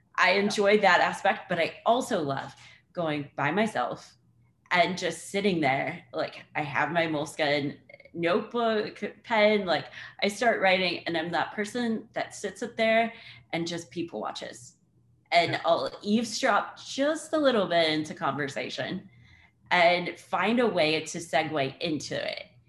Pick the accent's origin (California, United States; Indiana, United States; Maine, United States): Indiana, United States; moved away; I'm from Indiana. Like I haven't grown up on the water